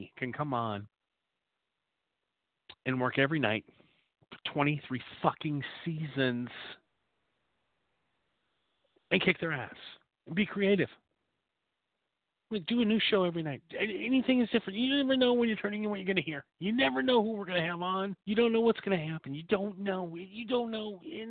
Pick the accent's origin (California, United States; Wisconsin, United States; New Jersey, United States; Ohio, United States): Wisconsin, United States; Appleton; now in Torrance, United States; I grew up in Appleton, Wisconsin